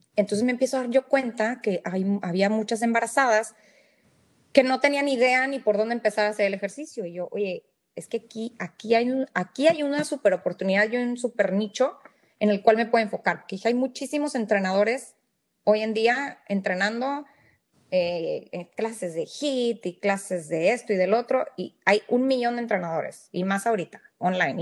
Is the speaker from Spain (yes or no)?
no; Monterrey, Nuevo León, Mexico; moved away as an adult; also born or lived in Saltillo / Reynosa; now in McAllen, United States; yo nací en México, soy mexicana, nací en, Monterrey, eh, viví varios años eh, en Saltillo, en Reynosa